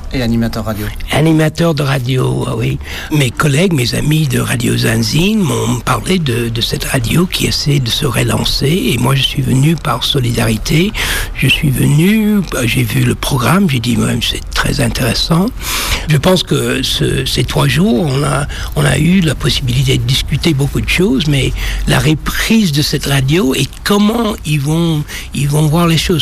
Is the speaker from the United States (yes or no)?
yes; Washington, District of Columbia, United States; French is a second language; now in France; je suis né à Washington, c'était une ville noire, 80 7% noir, ville de Duke Ellington